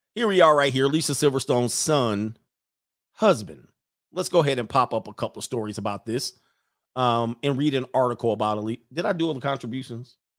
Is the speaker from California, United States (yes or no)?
yes; California, United States; I'm from California